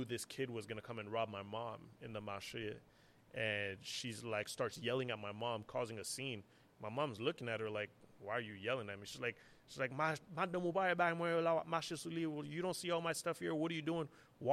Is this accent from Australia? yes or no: no; Haiti; moved away; also born or lived in Montreal, Canada / New York, United States; growing up in Haiti